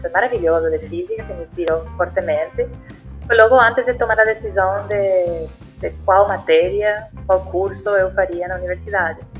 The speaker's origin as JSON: {"language": "Portuguese", "country": "Puerto Rico", "second_language": "Portuguese", "moved": "as an adult", "lives_now": "Brazil", "said": "eu sou de Porto Rico, não, não nasci no, no, Brasil, mas estou aqui já há uns 11 anos."}